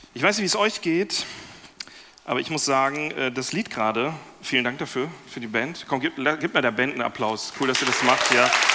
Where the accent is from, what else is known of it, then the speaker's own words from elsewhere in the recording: Lemgo, North Rhine-Westphalia, Germany; zweiter Vorsitzender an einem CVM in Lemgo, da in meinem Heimatdorf